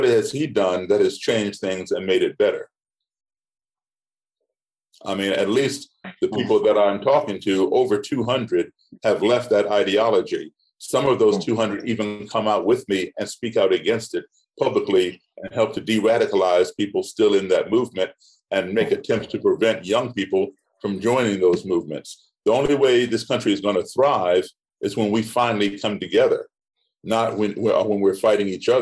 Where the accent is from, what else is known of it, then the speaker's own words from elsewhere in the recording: United States; also born or lived in Ethiopia / Ghana / Guinea / Senegal; I am an American, and this is my country